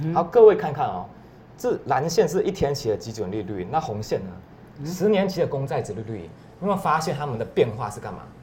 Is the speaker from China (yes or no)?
no; Taiwan; 像是我们台湾人投资美股要承担什么汇率风险？